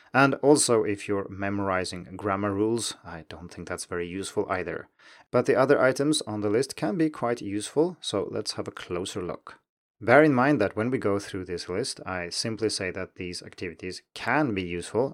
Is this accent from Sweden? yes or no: yes; Sweden; first language Swedish; English is a second language; my native Swedish